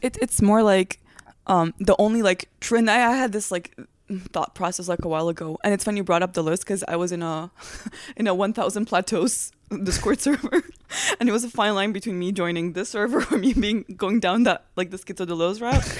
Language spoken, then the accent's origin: English; Transylvania, Romania; English is a second language; moved away as an adult; now in United States; I'm from Transylvania, Romania